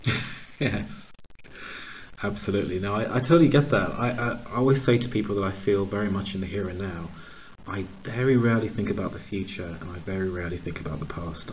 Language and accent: English; Pittsburgh, Pennsylvania, United States; also born or lived in Uganda; So I was born in Uganda. Uh, we moved to the States when I was very, very young, about one or two, grew up in Pittsburgh, Pennsylvania.